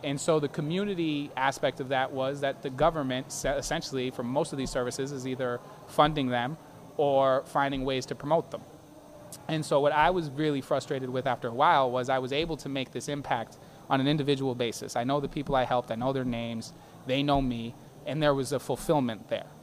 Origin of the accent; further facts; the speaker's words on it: Boston, Massachusetts, United States; I grew up in Hyde Park, which is in the district. That's where I was born and raised